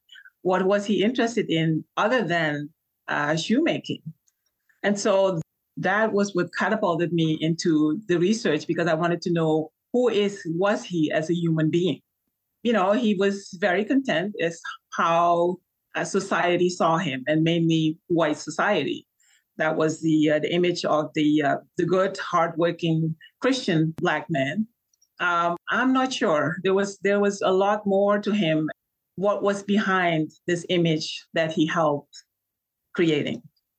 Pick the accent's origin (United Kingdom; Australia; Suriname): Suriname; I mentioned that I was from Suriname.